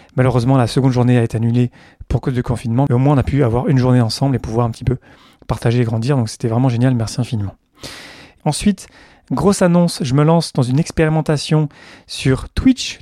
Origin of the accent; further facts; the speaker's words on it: south-east France, France; moved away; also born or lived in Montreal; je viens du sud-est de la France